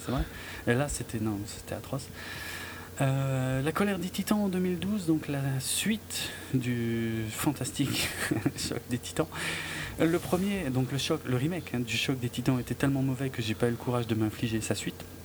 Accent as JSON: {"language": "French", "country": "France", "said": "chez nous en France"}